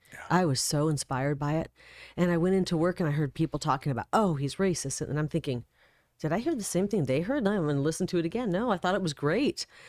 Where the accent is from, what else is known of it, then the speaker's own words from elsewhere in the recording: Iowa, United States; also born or lived in Illinois; now in Arizona, United States; I grew up in Iowa, um, pretty much born and raised there.